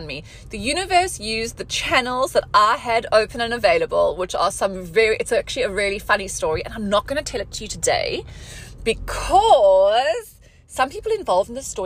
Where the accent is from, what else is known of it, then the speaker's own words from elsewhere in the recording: South Africa; moved away as an adult; now in Dubai, United Arab Emirates; I'm from South Africa. I have a South African passport